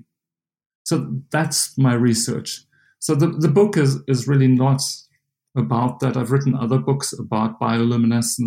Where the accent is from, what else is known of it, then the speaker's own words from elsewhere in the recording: South Africa; moved away as an adult; now in United States; I'm South African. I grew up in a small little town in South Africa